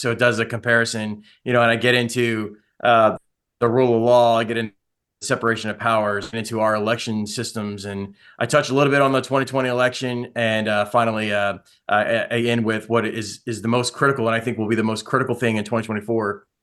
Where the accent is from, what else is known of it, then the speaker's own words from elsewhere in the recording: Baltimore, Maryland, United States; I'm from Baltimore originally, grew up in Baltimore